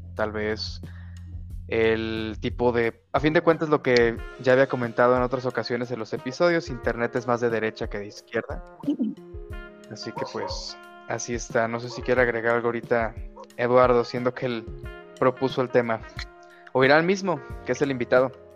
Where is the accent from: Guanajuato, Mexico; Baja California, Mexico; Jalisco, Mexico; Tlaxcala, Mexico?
Jalisco, Mexico; Guadalajara; yo soy de Guadalajara